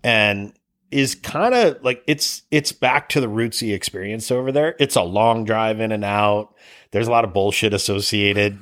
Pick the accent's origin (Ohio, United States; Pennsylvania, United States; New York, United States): Ohio, United States; Cleveland; also born or lived in Tahoe; now in British Columbia, Canada; I'm from Cleveland